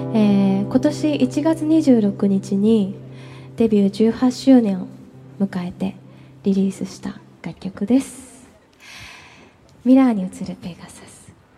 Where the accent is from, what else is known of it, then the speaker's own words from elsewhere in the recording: Sapporo, Hokkaido, Japan; 札幌出身なんだけど、私札幌の中でも割と千歳寄りの清田区っていうところなのね。